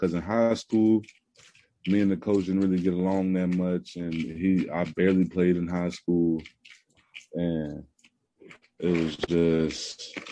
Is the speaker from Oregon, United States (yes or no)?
no; Houston, Texas, United States; moved away as an adult; also born or lived in Kansas / Louisiana; Houston, Texas